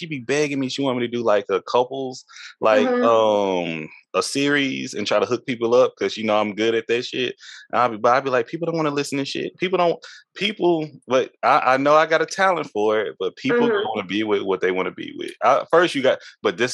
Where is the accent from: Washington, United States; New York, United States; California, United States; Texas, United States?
Texas, United States; East; East Texas, my hometown